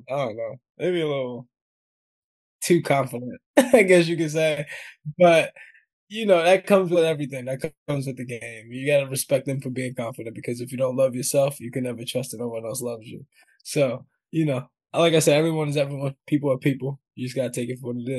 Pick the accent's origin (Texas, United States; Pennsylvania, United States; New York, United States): New York, United States; I'm from New York, man. Like, I'm not British.